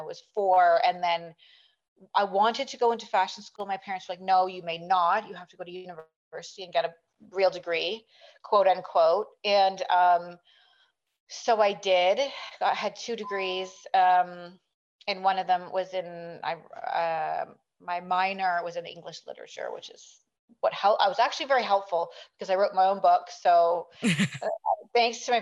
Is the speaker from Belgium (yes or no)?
no; South Africa; now in Canada; I grew up in actually South Africa